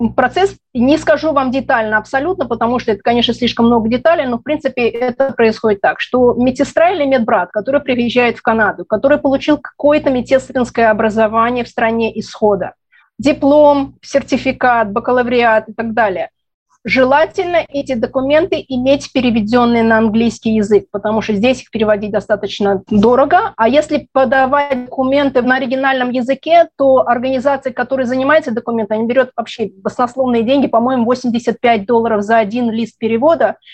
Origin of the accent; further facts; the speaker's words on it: Tashkent, Uzbekistan; moved away as an adult; also born or lived in Israel; now in Ottawa, Canada; Родилась в Ташкенте, в Советском Союзе, в Узбекистане. В 1989 году, когда стало не совсем спокойно, мы переехали в Израиль.